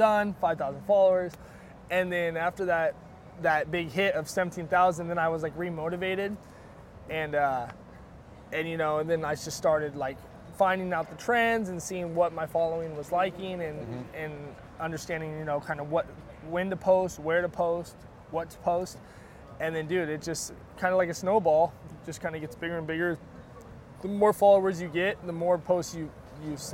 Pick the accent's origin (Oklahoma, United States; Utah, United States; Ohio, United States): Utah, United States; Park City; I grew up in Park City, Utah